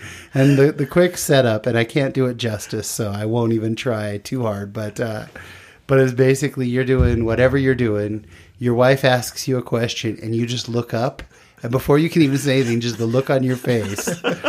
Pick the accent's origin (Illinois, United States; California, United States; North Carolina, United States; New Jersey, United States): California, United States; I grew up in California.